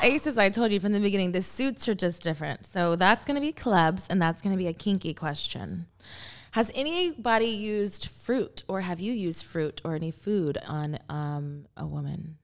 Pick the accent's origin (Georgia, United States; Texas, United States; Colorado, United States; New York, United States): Texas, United States; I'm from Texas